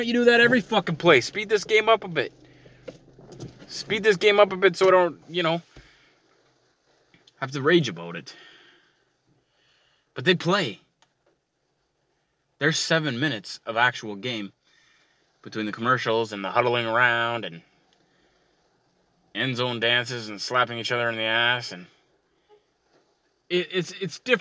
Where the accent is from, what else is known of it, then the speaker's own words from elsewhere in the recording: Canada; I'm Canadian and I like curling